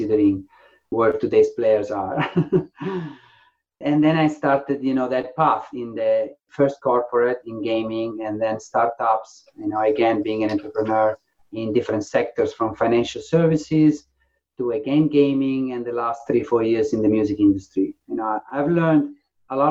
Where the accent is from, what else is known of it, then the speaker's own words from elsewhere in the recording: Faenza, Emilia-Romagna, Italy; moved away as an adult; also born or lived in Ravenna; now in England, United Kingdom; my hometown, in Faenza, a very small town. So I grew up in a house full of tennis rackets.